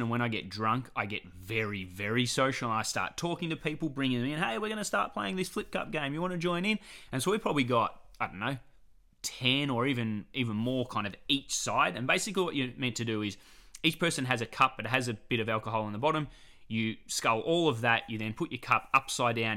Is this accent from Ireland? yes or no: no; Australia; we're coming over from Australia